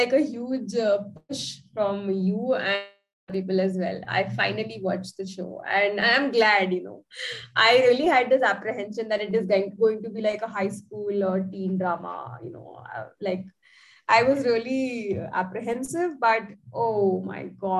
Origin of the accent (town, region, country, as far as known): India